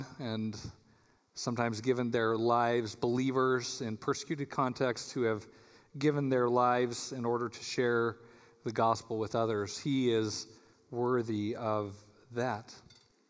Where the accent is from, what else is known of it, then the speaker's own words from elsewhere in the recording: Colorado, United States; now in Michigan, United States; I'm from Colorado